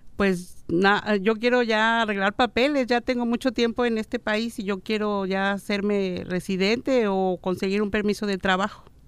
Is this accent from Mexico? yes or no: yes; Guanajuato, Mexico; now in United States; Yo soy de Guanajuato.